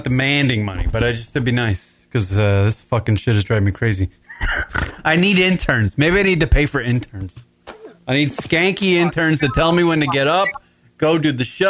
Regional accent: Kansas, United States; I'm from Kansas, so our team is the Royals.

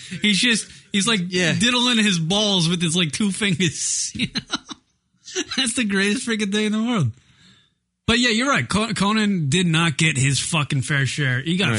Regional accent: New York, United States; I'm from New York

